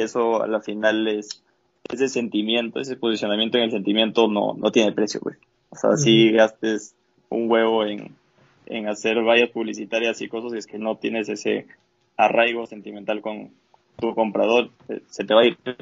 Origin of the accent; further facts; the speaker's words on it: Valle de los Chillos, Pichincha, Ecuador; now in Lima, Peru; parece el Valle de los Chillos, yo soy del Valle